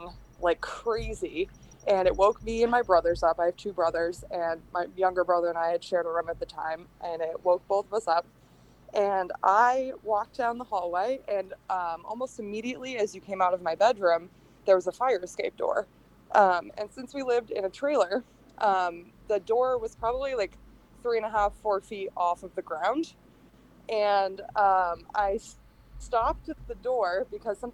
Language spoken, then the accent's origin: English; Hampton, New Hampshire, United States; I grew up in Hampton, New Hampshire, which is one of the like five seacoast towns